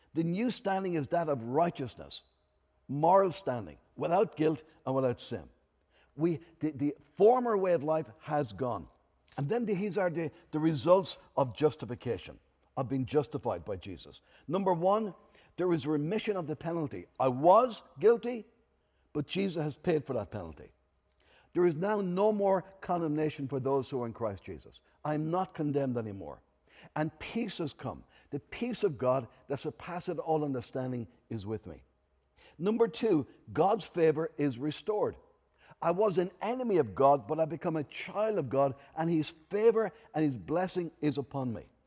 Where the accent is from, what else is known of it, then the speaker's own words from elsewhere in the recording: Enniscorthy, Leinster, Ireland; I'm from Enniscorthy in Wexford